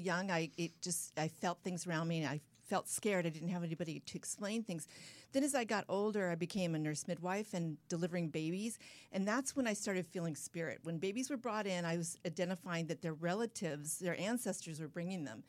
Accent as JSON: {"language": "English", "town": "San Clemente", "region": "California", "country": "United States", "tie": "born or raised there", "said": "down in my hometown, San Clemente, California"}